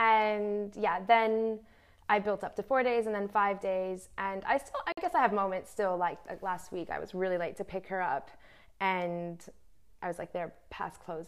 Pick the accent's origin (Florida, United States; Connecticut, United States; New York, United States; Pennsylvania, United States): New York, United States; moved away; where I'm from, New York, I'm American